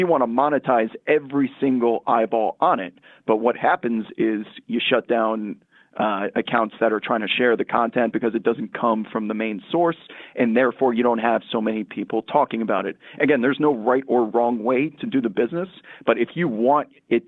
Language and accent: English; New York, United States; So I grew up outside New York, became a huge Knicks fan.